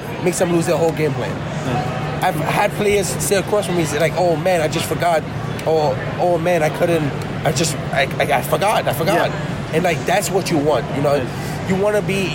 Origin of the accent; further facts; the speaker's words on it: New York, United States; I'm from New York, New York